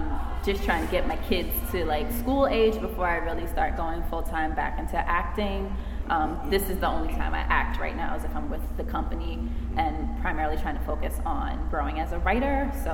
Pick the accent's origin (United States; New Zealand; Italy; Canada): United States; New York City, New York; I was born and raised in the Bronx.